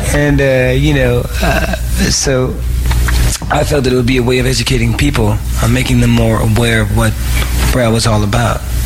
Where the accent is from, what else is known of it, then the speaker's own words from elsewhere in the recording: Saginaw, Michigan, United States; was born in Saginaw, Michigan